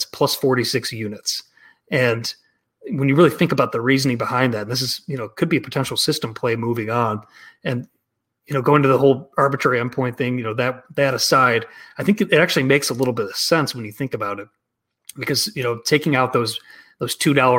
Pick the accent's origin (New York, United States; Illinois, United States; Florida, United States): Illinois, United States; Chicago; it's nice seeing the Cubs, my hometown team, with a nice little start